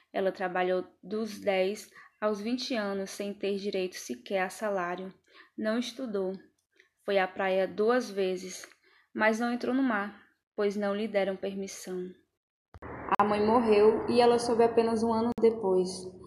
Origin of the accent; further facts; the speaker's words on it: Santo Amaro, Bahia, Brazil; also born or lived in Salvador; Eu nasci em Salvador, no ano de 1957, no bairro de Cosme de Farias. Quando eu fiz cinco anos, meu pai morreu e minha mãe voltou para a zona rural de Santo Amaro da Purificação.